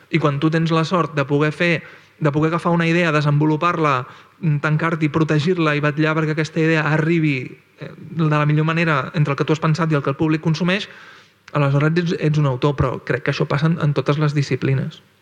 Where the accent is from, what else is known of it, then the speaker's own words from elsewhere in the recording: Barcelona, Catalonia, Spain; jo vaig créixer, créixer en una jugateria de Barcelona